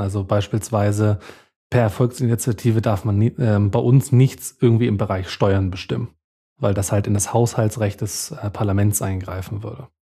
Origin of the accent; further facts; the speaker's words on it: Bavaria, Germany; bei uns in Bayern